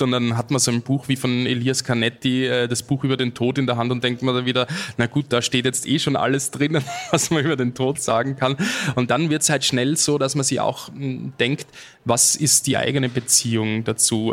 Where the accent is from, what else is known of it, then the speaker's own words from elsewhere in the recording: Austria; als Österreicher